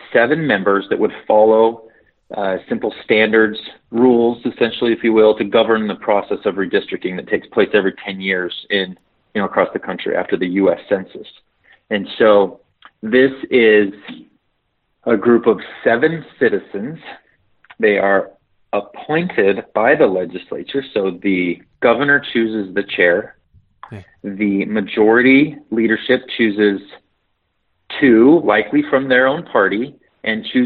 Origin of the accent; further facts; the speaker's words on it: Ogden, Utah, United States; I'm from Ogden. I'm Ogden